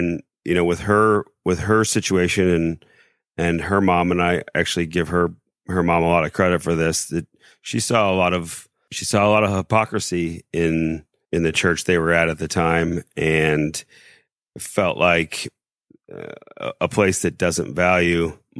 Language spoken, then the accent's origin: English; Indianapolis, Indiana, United States; moved away; also born or lived in South Bend; So I'm from Indianapolis originally.